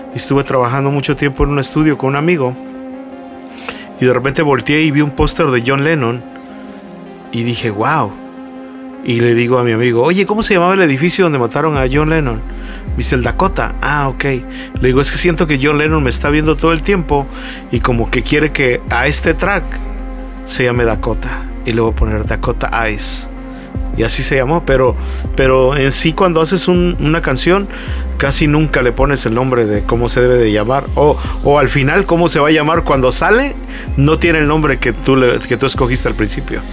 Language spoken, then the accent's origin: Spanish; Acapulco, Guerrero, Mexico; moved away as an adult; now in Tijuana, Mexico; yo soy originario de Acapulco, yo nací en Acapulco, pero llegué por azares del destino aquí por trabajo a Tijuana